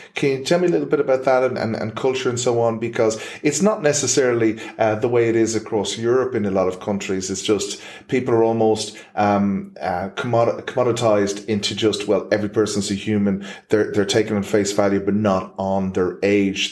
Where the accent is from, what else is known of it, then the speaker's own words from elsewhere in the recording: Ireland; as an Irishman